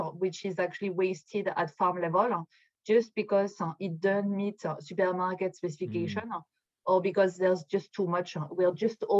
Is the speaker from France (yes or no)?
yes; northern France, France; moved away as an adult; also born or lived in India; now in United Kingdom; I'm originally from Northern France, and I grew up in the countryside, in the middle of the fields.